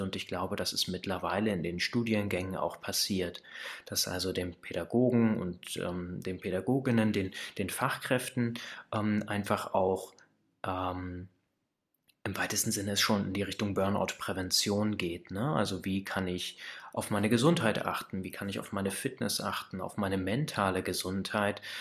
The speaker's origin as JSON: {"language": "German", "town": "Kassel", "region": "Hesse", "country": "Germany", "also_born_or_lived": "Baunatal", "said": "Ich komme aus der Mitte Deutschlands, aus Kassel bzw. aus Baunatal"}